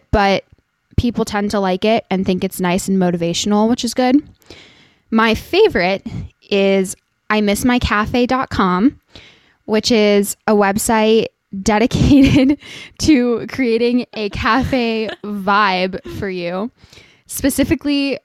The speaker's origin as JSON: {"language": "English", "town": "Santa Monica", "region": "California", "country": "United States", "tie": "born or raised there", "moved": "yes", "said": "I was born in Santa Monica, so I'm originally a California girl"}